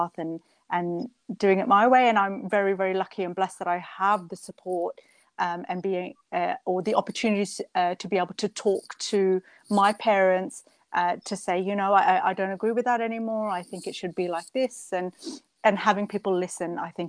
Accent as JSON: {"language": "English", "country": "Australia", "tie": "born or raised there", "also_born_or_lived": "Edmonton, Canada", "moved": "as an adult", "lives_now": "Birmingham, United Kingdom", "said": "So I grew up in Australia, and I grew up in a beautiful small town on the coast, on the east coast of Australia."}